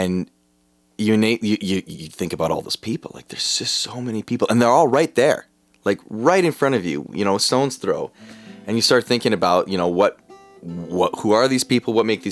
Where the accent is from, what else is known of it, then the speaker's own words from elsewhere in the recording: Millet, Alberta, Canada; I also grew up with this guy in Millet, Alberta, many moons ago